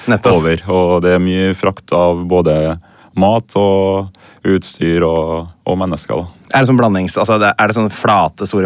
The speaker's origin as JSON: {"language": "Norwegian", "region": "Trøndelag", "country": "Norway", "also_born_or_lived": "Hommelvik / Tokushima, Japan", "said": "jeg er trønder"}